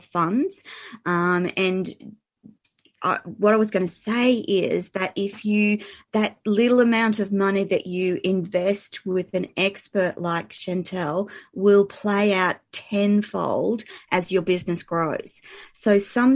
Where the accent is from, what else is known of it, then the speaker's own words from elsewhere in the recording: Australia; I'm an Aussie